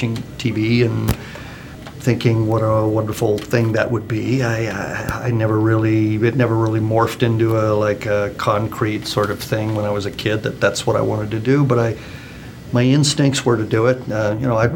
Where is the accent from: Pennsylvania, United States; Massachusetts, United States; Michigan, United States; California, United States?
California, United States; also born or lived in Seattle, United States; I'm born and raised in California